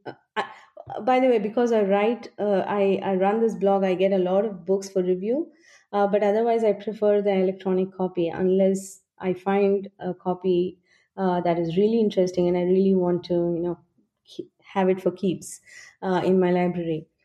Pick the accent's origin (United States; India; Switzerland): India